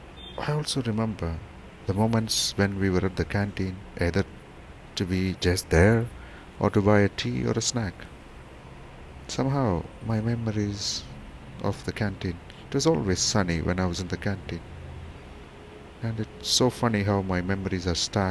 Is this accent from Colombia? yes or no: no; Thrissur, Kerala, India; moved away as an adult; also born or lived in Warangal; I come from Thrissur, a small little town in Kerala.